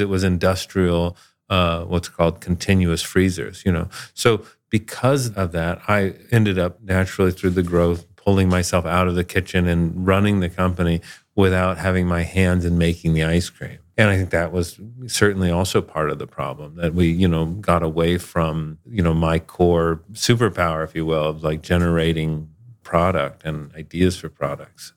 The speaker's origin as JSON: {"language": "English", "region": "South Florida", "country": "United States", "tie": "born or raised there", "moved": "yes", "said": "I grew up in South Florida"}